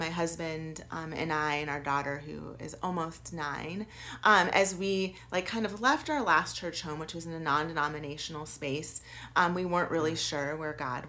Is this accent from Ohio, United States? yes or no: no; St. Louis, Missouri, United States; So my mom's family is very like kind of like Irish Catholic. I grew up in St. Louis, very Catholic city. And so I was baptized as an infant.